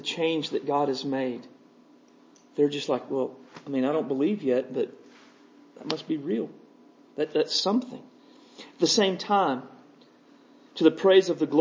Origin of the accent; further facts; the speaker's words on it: United States